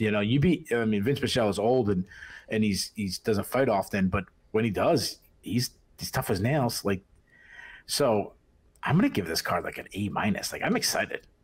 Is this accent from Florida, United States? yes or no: no; Boston, Massachusetts, United States; accent: Boston; moved away; Invicta was in Boston, so I had to go there. You know, fit in for once with my, with my accent, not standing out too bad.